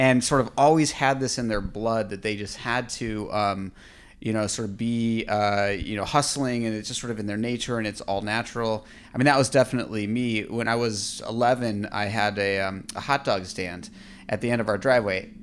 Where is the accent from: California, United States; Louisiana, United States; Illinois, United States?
California, United States; Orange County; also born or lived in Michigan; I grew up in Orange County